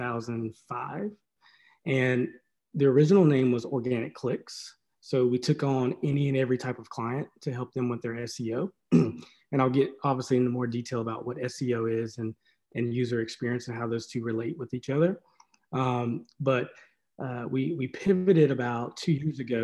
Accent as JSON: {"language": "English", "town": "Maiden", "region": "North Carolina", "country": "United States", "said": "I'm from Maiden, North Carolina"}